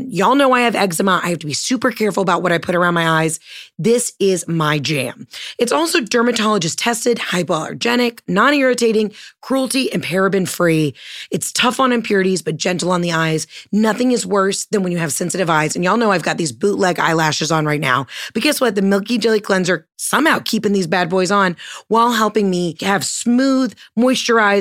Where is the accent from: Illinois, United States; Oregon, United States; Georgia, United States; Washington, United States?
Georgia, United States; I'm from Georgia